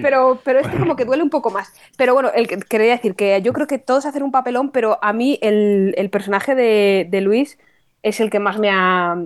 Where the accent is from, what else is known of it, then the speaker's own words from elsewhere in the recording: Toledo, Castilla-La Mancha, Spain; En mi tierra, en Toledo